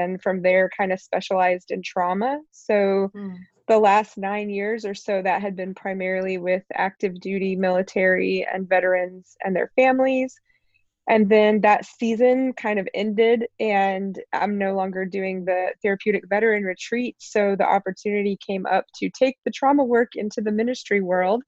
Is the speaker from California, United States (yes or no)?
no; East Tennessee, United States; moved away as an adult; also born or lived in New Orleans / Tampa, Florida; from age nine on, I grew up in East Tennessee